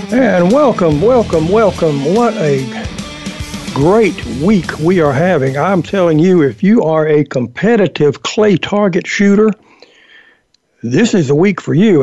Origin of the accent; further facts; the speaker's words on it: Georgia, United States; the Georgia State Sporting Clays Championship, my my home state